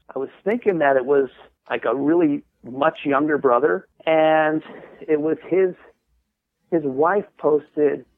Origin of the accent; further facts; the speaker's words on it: Southern California, United States; I'm from Southern California.